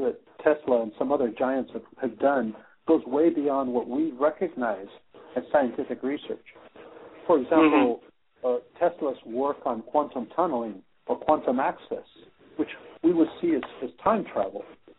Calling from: Netherlands; I am calling in from Skype on Netherlands. Yes, Holland time.

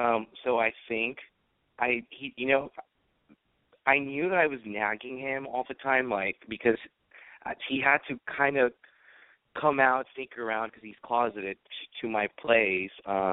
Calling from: San Francisco, California, United States; I'm 22. I'm calling from San Francisco.

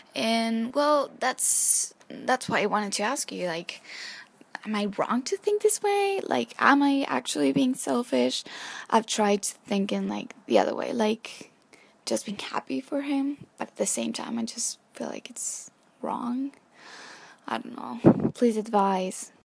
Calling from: Chile; I'm calling from Chile

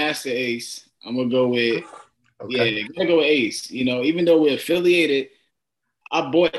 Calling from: Florida, United States; I'm in Florida right now. So okay. I'm at home in Florida.

